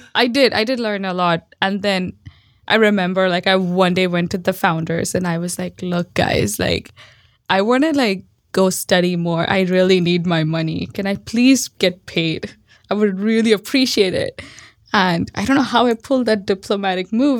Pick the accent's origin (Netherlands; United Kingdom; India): India; Mumbai, Maharashtra; moved away as an adult; also born or lived in Austin; now in Bay Area, United States; I grew up in Mumbai. Well, not just grew up, I was born in Mumbai